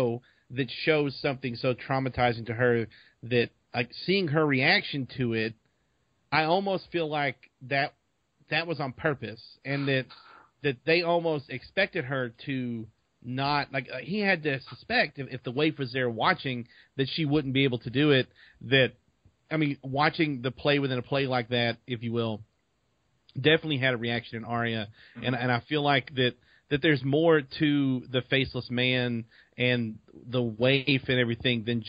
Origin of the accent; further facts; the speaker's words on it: Arkansas, United States; I'm from Arkansas